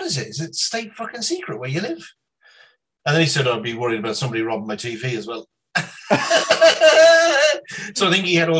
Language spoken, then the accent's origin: English; County Clare, Ireland; I was actually reared in County Clare, but it's right on the border of Limerick.